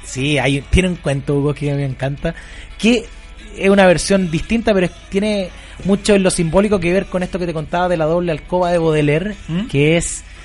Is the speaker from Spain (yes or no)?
no; San Antonio, Valparaíso, Chile; Yo estudié, yo soy de San Antonio, en el colegio José Luis Norri, en Tejas Verde